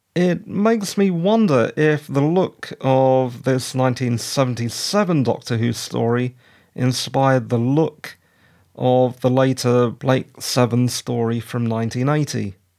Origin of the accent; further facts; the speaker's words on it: United Kingdom; I'm British